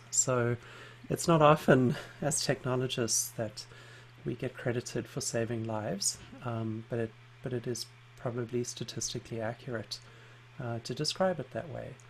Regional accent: South Africa; also born or lived in London; because I grew up in South Africa and spent some time living in London

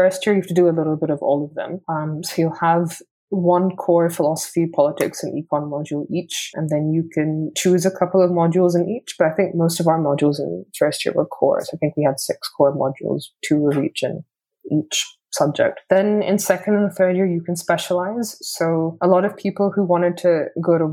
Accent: Hong Kong; first language English; moved away as an adult; also born or lived in United Kingdom; I grew up in Hong Kong

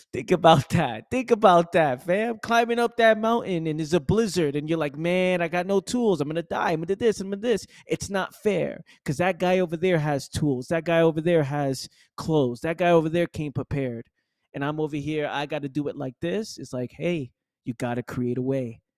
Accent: New York City, New York, United States; Born and raised in the Bronx, New York

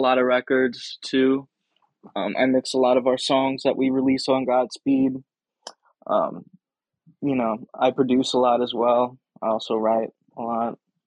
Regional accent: St. Louis, Missouri, United States; being from St. Louis, you know, and you know, being really into the hip hop kind of scene, I would say that, being from here

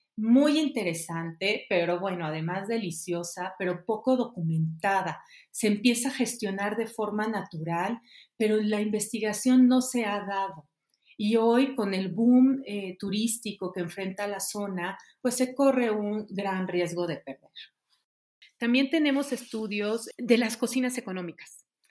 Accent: Mexico; como pueblo, como sociedad y como mexicanos

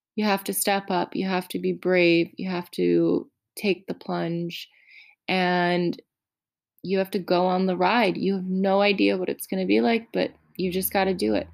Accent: United States; I'm so American

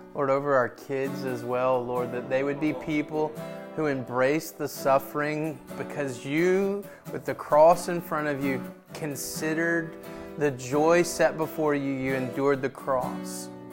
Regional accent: Memphis, Tennessee, United States; we're from Memphis

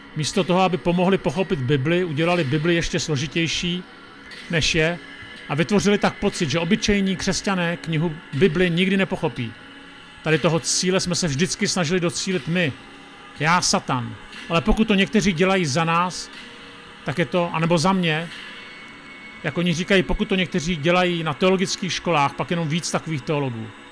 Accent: Czechia

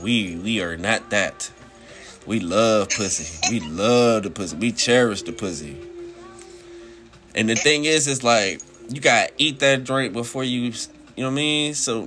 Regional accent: Washington, District of Columbia, United States; I'm from D.C. Yeah, I'm from D.C. out here chilling.

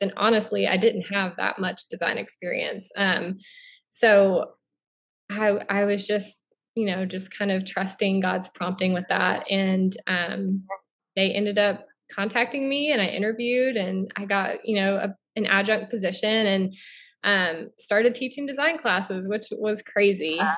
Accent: Florida, United States; moved away as an adult; also born or lived in Oregon / Billings, Montana; now in Southeast Missouri, United States; I'm originally from Florida

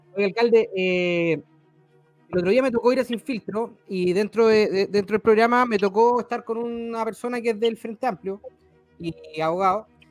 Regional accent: Rancagua, O'Higgins, Chile; yo soy de Rancagua

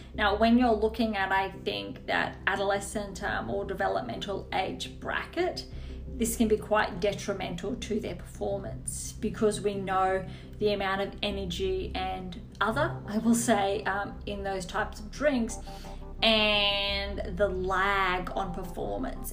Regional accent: Australia; as an Australian

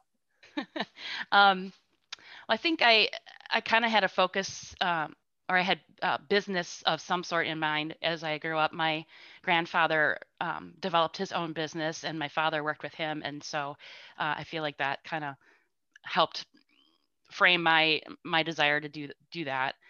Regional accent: Spring Green, Wisconsin, United States; I grew up and continue to live in Spring Green

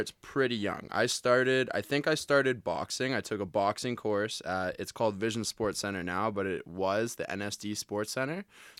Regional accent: Calgary, Alberta, Canada; Yeah, okay, I was born and raised in Calgary, and I got picked on a lot, man.

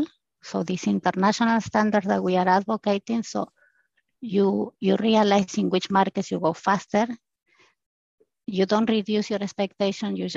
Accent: Argentina; moved away as an adult; also born or lived in Brazil / United States; now in Switzerland; I am from Argentina. For the last 20 years, I'm living and working in Switzerland

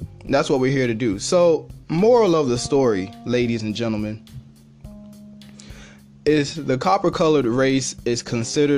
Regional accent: New York, United States; moved away; I was born in New York. Therefore, I am a native of New York. I no longer live there, so I would not be considered a resident.

